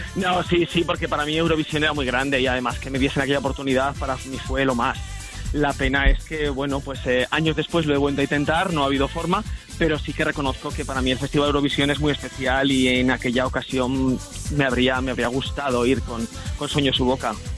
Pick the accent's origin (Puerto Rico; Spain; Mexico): Spain; Vitoria-Gasteiz, Basque Country; aquí en mi tierra, en Vitoria